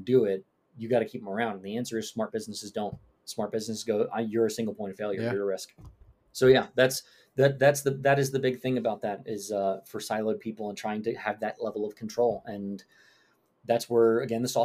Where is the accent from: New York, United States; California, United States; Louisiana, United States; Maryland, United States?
New York, United States; I'm from New York. I have a lot of mannerisms and a lot of tones that don't translate well in text.